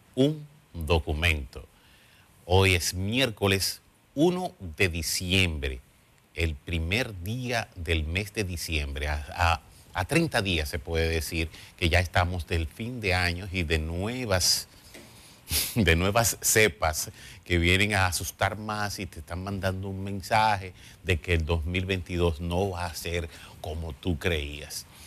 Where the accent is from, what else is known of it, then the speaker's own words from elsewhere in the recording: Dominican Republic; somos dominicanos